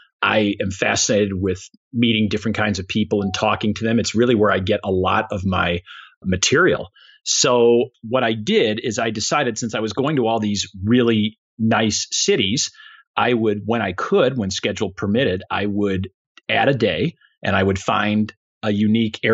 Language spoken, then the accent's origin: English; Chicago, Illinois, United States; moved away; Chicago, my hometown